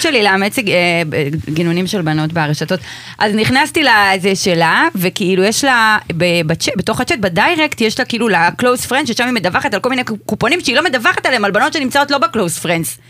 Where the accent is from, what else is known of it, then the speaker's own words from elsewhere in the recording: Rishon LeZion, Central District, Israel; אני במקור מדי מראשון